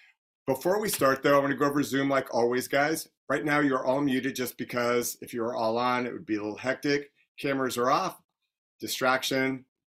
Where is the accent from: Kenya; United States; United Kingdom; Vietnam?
United States; Louisville, Kentucky; I'm from Louisville.